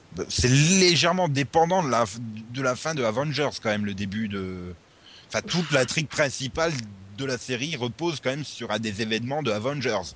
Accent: Audun-le-Tiche, Grand Est, France; je viens de la même ville que le, notre ministre de la Culture

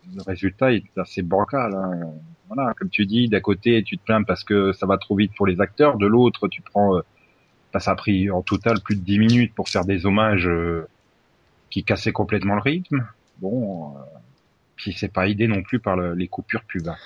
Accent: France; je suis français

